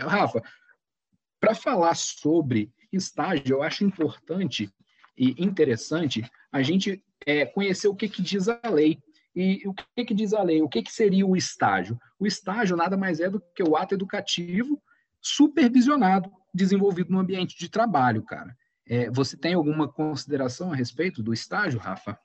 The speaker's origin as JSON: {"language": "Portuguese", "area": "Guaçuí", "region": "Espírito Santo", "country": "Brazil", "tie": "born or raised there", "said": "Eu sou natural do interior do estado de Iguaçuí"}